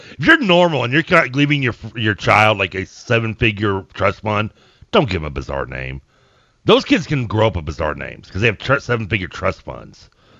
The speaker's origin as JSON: {"language": "English", "town": "Portland", "country": "United States", "said": "I'm from Portland!"}